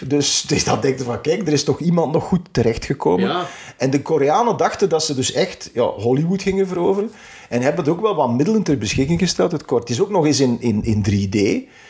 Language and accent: Dutch; Temse, Flanders, Belgium; mijn geboortedorp, Temse.